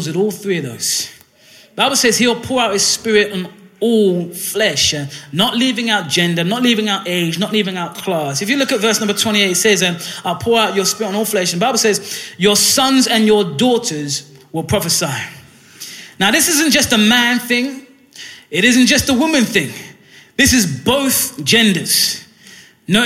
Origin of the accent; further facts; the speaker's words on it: Ghana; now in Hull, United Kingdom; where I'm from Ghana and many other West African countries